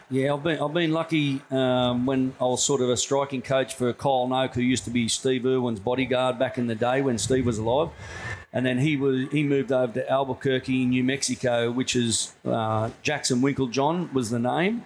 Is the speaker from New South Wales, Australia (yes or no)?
yes; Tamworth, New South Wales, Australia; also born or lived in Newcastle / Mathara, Victoria / Sunshine Coast; mostly done all my growing up in Tamworth, which is like a country town in New South Wales